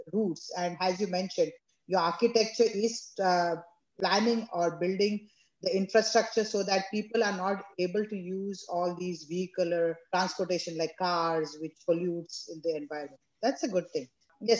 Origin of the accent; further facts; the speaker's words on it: India; growing up in India, we used to go to Mathuran